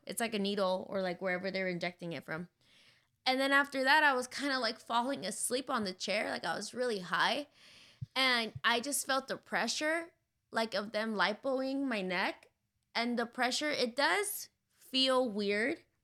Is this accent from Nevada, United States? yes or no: no; San Diego, California, United States; moved away; I grew up in San Diego, so I'm really familiar with, like, the border